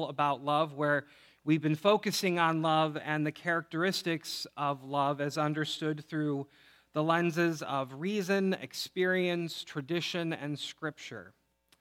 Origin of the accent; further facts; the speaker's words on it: outside Chicago, Illinois, United States; now in Michigan, United States; I grew up outside Chicago in the 90s